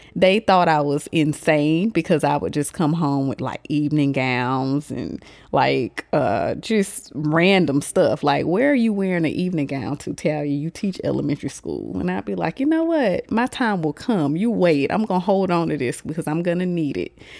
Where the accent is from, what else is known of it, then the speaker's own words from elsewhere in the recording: Augusta, Georgia, United States; I am from Augusta, Georgia.